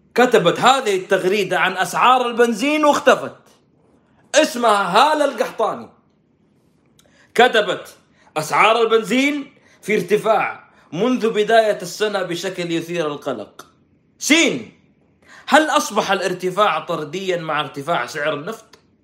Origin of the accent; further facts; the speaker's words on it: Saudi Arabia; عندنا في السعوديه